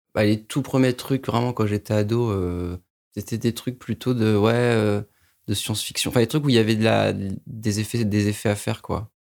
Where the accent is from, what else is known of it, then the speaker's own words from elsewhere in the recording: Paris suburbs, Île-de-France, France; now in Paris, France; j'habite à Paris, j'ai grandi en banlieue parisienne